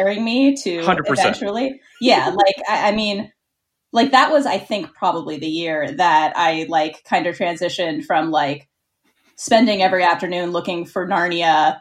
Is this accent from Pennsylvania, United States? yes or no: yes; Pittsburgh, Pennsylvania, United States; moved away as an adult; also born or lived in New York; I grew up in Pittsburgh, Pennsylvania